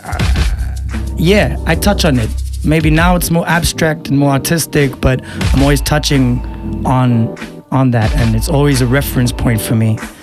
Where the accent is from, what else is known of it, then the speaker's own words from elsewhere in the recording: Eswatini; I'm from Eswatini, mm-hmm. aka Swaziland